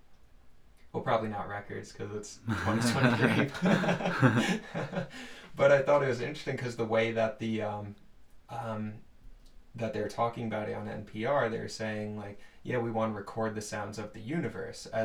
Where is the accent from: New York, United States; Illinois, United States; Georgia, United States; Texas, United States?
New York, United States; Long Island; moved away as an adult; I'm from Long Island, New York originally.